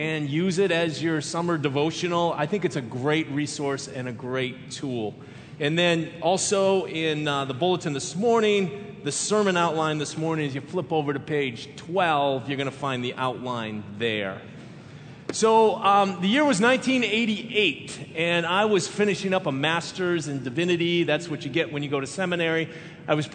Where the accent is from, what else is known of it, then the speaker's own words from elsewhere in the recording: Minneapolis, Minnesota, United States; when I was growing up in Minneapolis